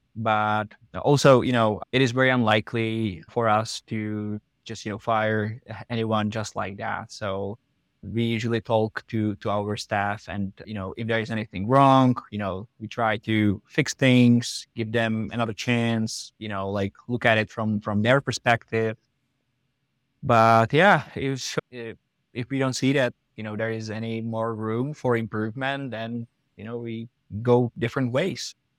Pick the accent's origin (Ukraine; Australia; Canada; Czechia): Czechia; moved away as an adult; also born or lived in United States / Prague; we are both from the Czech Republic